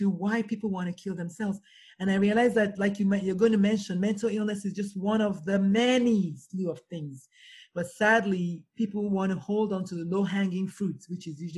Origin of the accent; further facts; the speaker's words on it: Nigeria; I'm Nigerian